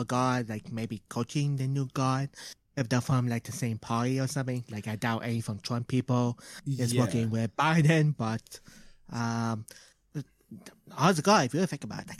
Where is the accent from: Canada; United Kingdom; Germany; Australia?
Canada; We're Canadian.